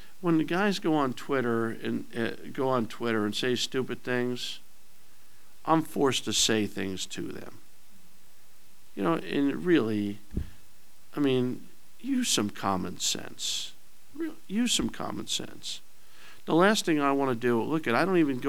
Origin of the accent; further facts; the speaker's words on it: New Jersey, United States; moved away as an adult; now in Lawrence, United States; I grew up in New Jersey